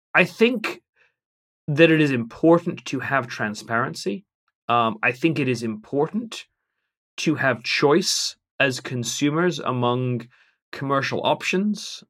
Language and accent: English; England, United Kingdom; as an Englishman